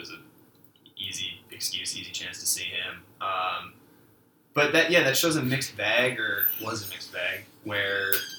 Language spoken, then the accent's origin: English; Westchester County, New York, United States; moved away; I grew up in Westchester County, which is a really nice place